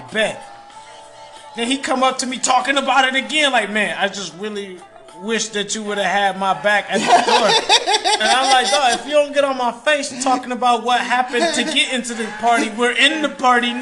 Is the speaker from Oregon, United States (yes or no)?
no; Detroit, Michigan, United States; I'm from Detroit